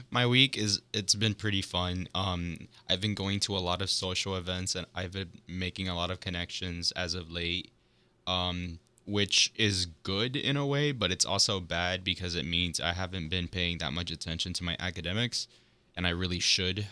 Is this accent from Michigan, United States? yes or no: no; Miami, Florida, United States; I'm from Florida. I'm also from Miami, just like Chris. We both went to the same high school